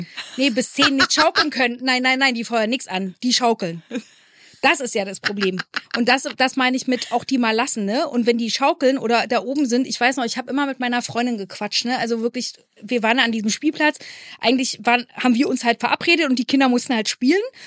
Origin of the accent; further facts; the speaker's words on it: East Germany, Germany; Ich als Ossi-Kind